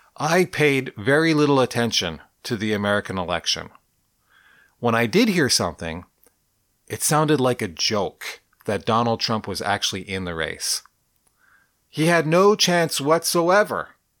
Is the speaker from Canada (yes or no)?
yes; Canada; I'm a Canadian, eh? That's my culture anyways